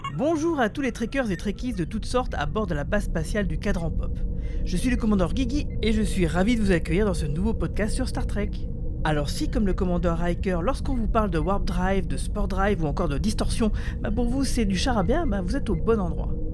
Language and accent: French; France; chez nous en France